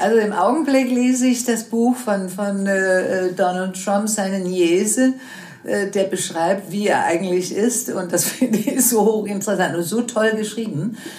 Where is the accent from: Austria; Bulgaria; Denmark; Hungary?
Denmark; German is a second language; moved away as an adult; also born or lived in United States / Germany; ich dann zurückkam in meine Heimat Dänemark